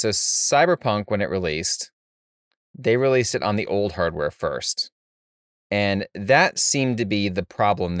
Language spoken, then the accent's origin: English; Florida, United States; I grew up in Florida for the most part